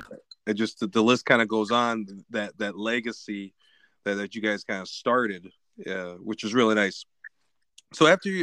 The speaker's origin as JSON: {"language": "English", "town": "Lansing", "region": "Michigan", "country": "United States", "said": "because I'm from Lansing"}